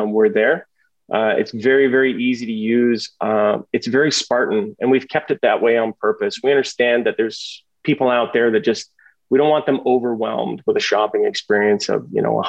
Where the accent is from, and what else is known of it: Canada